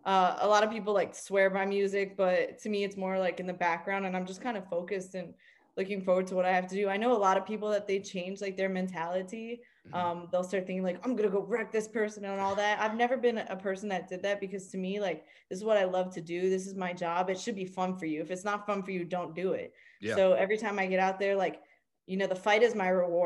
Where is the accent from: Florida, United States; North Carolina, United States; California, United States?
Florida, United States; Miami; I grew up in Miami.